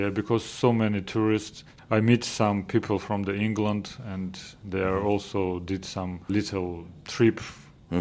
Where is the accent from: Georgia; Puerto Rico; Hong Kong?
Georgia; English is a second language; moved away as an adult; also born or lived in Ukraine; now in Aylsham, United Kingdom; I'm from Georgia, Georgian, and we lived in Ukraine together